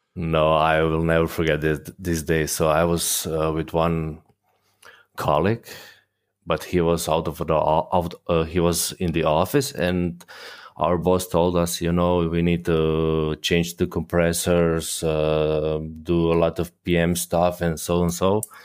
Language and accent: English; Croatia; moved away as an adult; now in Germany; born and raised in Croatia, but I'm currently living in Germany